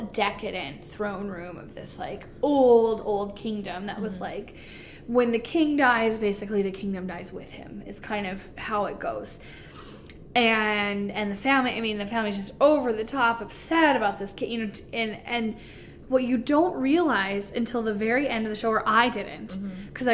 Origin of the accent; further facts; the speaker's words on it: North Dakota, United States; Where are you guys from? And we're like, North Dakota.